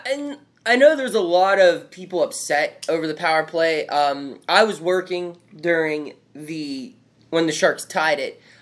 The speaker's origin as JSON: {"language": "English", "town": "Pittsburgh", "region": "Pennsylvania", "country": "United States", "said": "we're from Pittsburgh"}